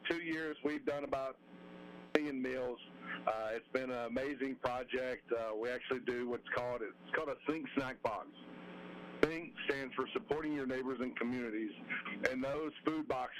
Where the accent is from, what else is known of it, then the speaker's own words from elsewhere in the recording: Roanoke, Alabama, United States; growing up in Alabama